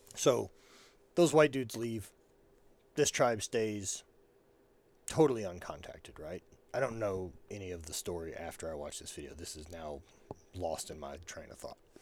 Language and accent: English; the South, United States; born or raised there; moved away